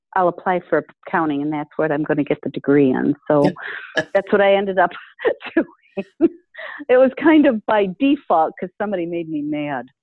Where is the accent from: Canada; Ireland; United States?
United States; Detroit, Michigan; moved away as an adult; also born or lived in Boston, Massachusetts; I grew up in Michigan in the Detroit area